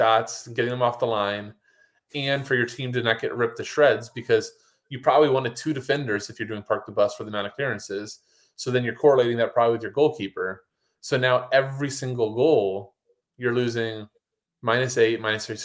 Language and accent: English; United States; we're American